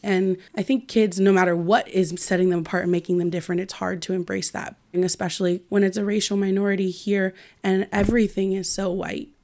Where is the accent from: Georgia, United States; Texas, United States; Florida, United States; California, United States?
California, United States; Marin; being biracial and growing up in Marin.